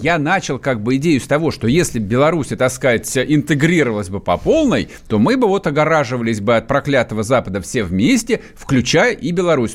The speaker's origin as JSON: {"language": "Russian", "area": "Muscovites", "region": "Moscow", "country": "Russia", "said": "Мы, москвичи"}